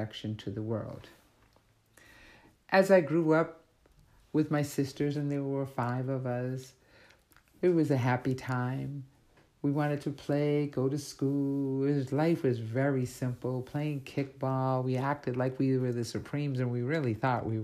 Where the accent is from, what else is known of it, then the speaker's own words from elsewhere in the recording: Canton, Massachusetts, United States; also born or lived in Boston, Massachusetts / Brockton, Massachusetts; we moved from Canton as a teenager to Brockton